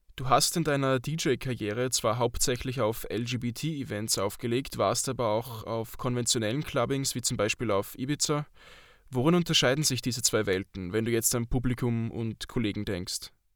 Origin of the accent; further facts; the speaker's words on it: Austria; Bei uns hat Alkohol wohl auch einen höheren Stellenwert als in der Schweiz